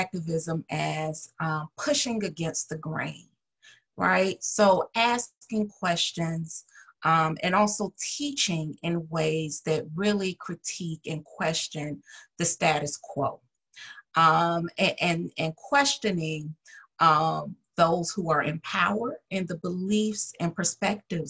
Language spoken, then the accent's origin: English; Atlanta, Georgia, United States; moved away; I'm originally from Atlanta, Georgia, proud Georgian.